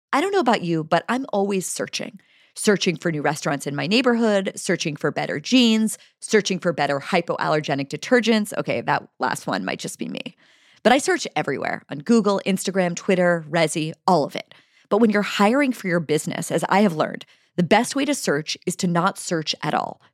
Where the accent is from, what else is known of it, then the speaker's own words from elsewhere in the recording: Pennsylvania, United States; Pennsylvania, my home state